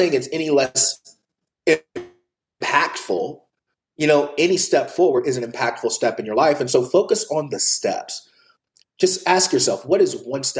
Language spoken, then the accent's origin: English; the Bible Belt, United States; moved away; I grew up in the Bible Belt.